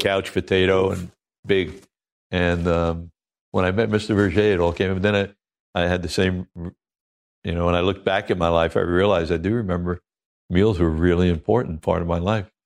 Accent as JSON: {"language": "English", "town": "Oceanside", "region": "New York", "country": "United States", "tie": "born or raised there", "also_born_or_lived": "Maui", "moved": "yes", "said": "I'm a kid from Oceanside, Long Island"}